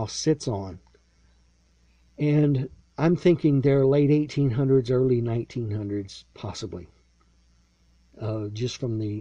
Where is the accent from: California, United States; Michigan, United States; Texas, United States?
Texas, United States; Lexington; I was born in Central Texas, raised in a small town called Lexington